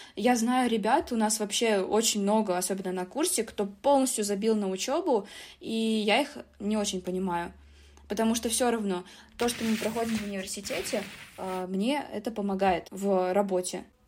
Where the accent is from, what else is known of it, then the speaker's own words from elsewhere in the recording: Tashkent, Uzbekistan; now in Moscow, Russia; Я просто сама из Ташкента, из Узбекистана